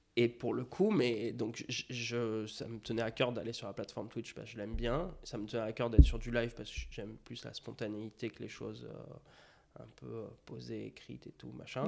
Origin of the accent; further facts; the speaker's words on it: Melun, Île-de-France, France; je suis né à Melun